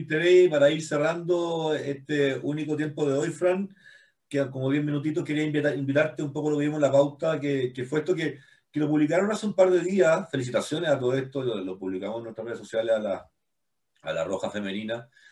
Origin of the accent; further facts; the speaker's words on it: Chile; nosotros no somos isla en Chile, pero tenemos un espíritu bien isleño